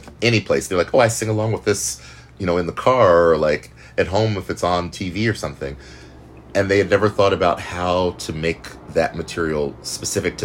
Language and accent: English; Richmond, Indiana, United States; moved away as an adult; now in New York, United States; I grew up in Richmond